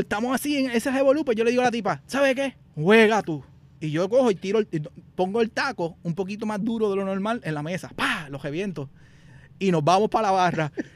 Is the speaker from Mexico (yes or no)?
no; Puerto Rico; now in United States; Nosotros como puertorriqueños